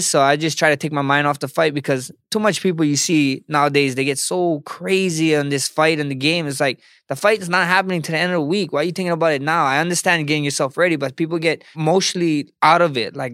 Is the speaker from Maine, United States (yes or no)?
no; Hawaii, United States; I just I'm Polynesian. I know you guys know Polynesians. I'm Samoan Hawaiian.